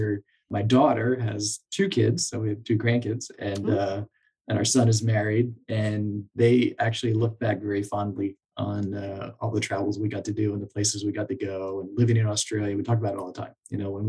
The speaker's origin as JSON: {"language": "English", "town": "Lancaster", "region": "Pennsylvania", "country": "United States", "tie": "born or raised there", "moved": "yes", "said": "I grew up in Lancaster, Pennsylvania, and my wife grew up in York, so right across the river."}